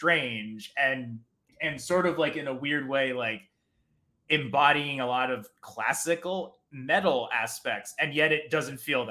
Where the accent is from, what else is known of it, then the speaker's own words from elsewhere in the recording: New Jersey, United States; growing up in New Jersey